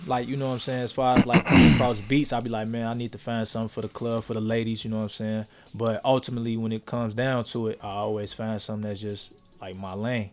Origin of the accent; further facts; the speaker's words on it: Chicago, Illinois, United States; Growing up in Chicago